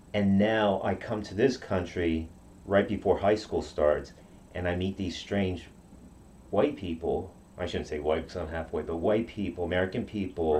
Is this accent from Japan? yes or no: yes; Okinawa, Japan; first language Japanese; English is a second language; now in United States; I grew up in Okinawa